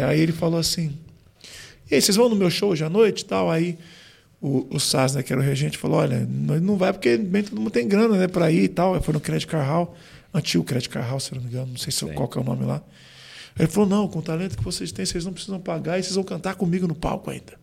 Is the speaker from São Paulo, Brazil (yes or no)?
yes; São Paulo, Brazil; also born or lived in São José dos Campos; E aí depois eu vim, a gente, com seis anos, eu mudei para São Paulo.